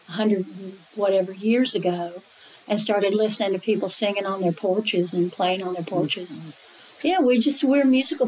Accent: Asheville, North Carolina, United States; accent: Appalachian; where are you from? And I go, Asheville, North Carolina.

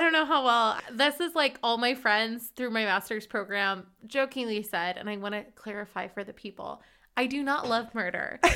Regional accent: Hartsburg, Missouri, United States; moved away as an adult; now in Freiburg, Germany; I'm originally from Hartsburg, Missouri, and I currently live in Freiburg

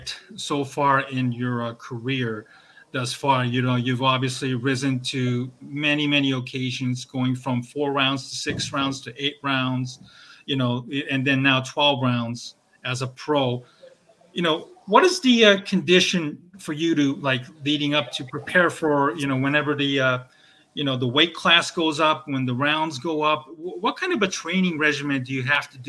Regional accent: Southern California, United States; moved away; also born or lived in Torrance, California / Chicago; growing up in SoCal

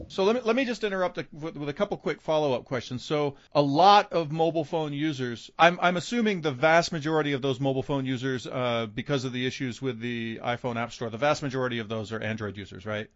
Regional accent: United States; as an American coming to Iran

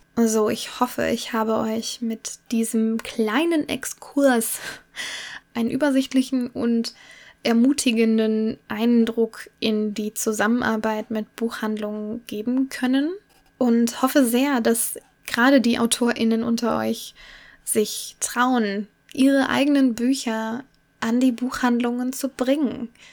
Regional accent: Cologne, North Rhine-Westphalia, Germany; Ich komme aus dem Raum Köln

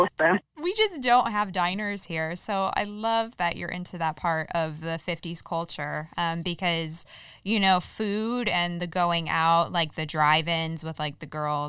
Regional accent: East Coast, United States; now in Fresno, United States; growing up on the East Coast, we have diners everywhere

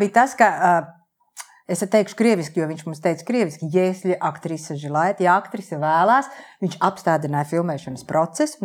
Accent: Liepāja, Kurzeme, Latvia; moved away as an adult; also born or lived in Riga; Esmu patriotiskā liepainiece, es piedzimu Lietpājā un Lietpājā nodzīvoju absolūtā pārliecībā, ka te es arī palikšu

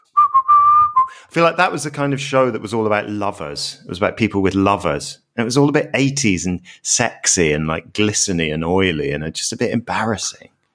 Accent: Glasgow, Scotland, United Kingdom; growing up in Scotland, I remember, like, I lived in really suburban Glasgow

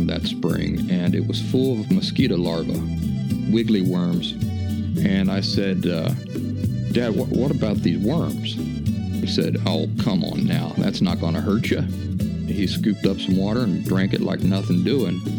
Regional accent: Appalachia, United States; I grew up in the Appalachian wilderness

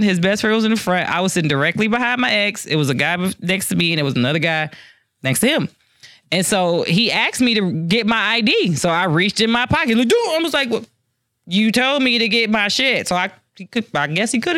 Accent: Detroit, Michigan, United States; I'm from Detroit.

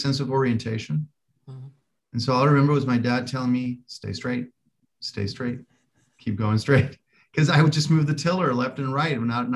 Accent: Colombia; moved away; I'm from Colombia originally. And so I learned to sail in three different places in Colombia

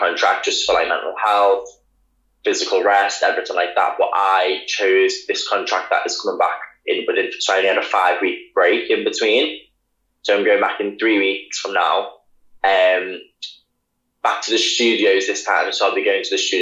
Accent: Liverpool, North West England, United Kingdom; moved away; also born or lived in Leeds / London; I am from Liverpool

